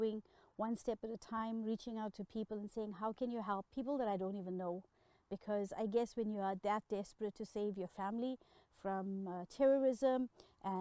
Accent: Durban, KwaZulu-Natal, South Africa; moved away as an adult; now in Manitoba, Canada; I grew up, I was born in South Africa, and I grew up through the apartheid system in South Africa.

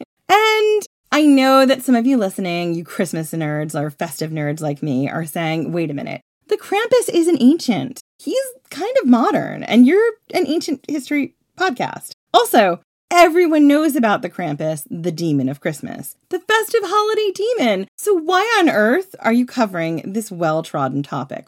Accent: Long Island, New York, United States; I grew up on Long Island.

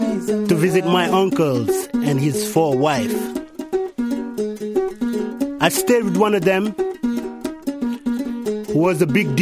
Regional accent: Dakar, Senegal; born there; I was born in Dakar, Senegal, West Africa.

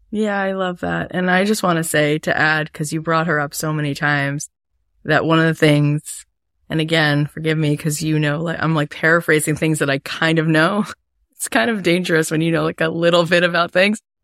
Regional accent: Florida, United States; I grew up in Florida

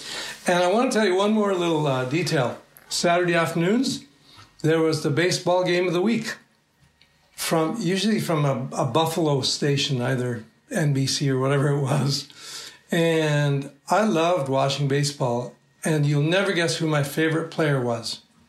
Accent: Cairo, Cairo Governorate, Egypt; moved away; also born or lived in Toronto; I was born in Cairo, Egypt, of an Armenian family.

